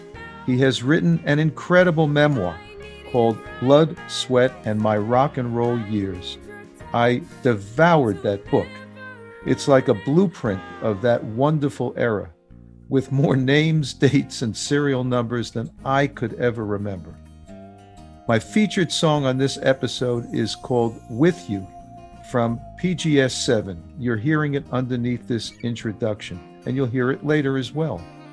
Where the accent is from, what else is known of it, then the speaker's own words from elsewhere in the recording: New York City, New York, United States; we grew up in the same basic area of New York. I grew up in Queens. And in my early teens, I started playing rock and roll.